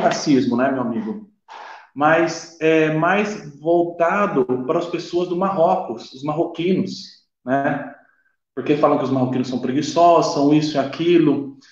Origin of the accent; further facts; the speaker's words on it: Brazil; moved away as an adult; now in Italy; quando saí do Brasil, decidi sair do Brasil, vir para cá